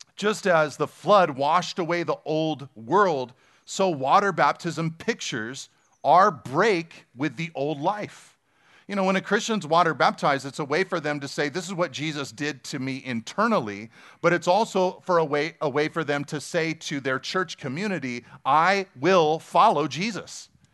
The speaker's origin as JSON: {"language": "English", "town": "Pacific Grove", "region": "California", "country": "United States", "tie": "born or raised there", "said": "I grew up in Pacific Grove"}